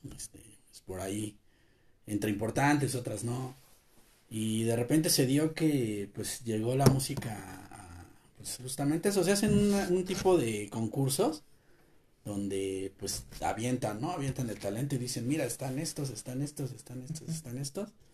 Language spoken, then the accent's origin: Spanish; Mexico; nosotros como mexicanos